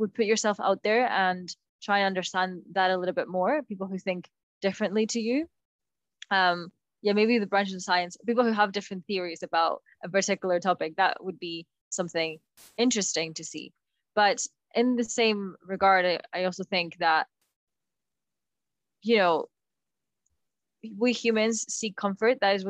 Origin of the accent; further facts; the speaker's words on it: Bilbao, Basque Country, Spain; I'm from Bilbao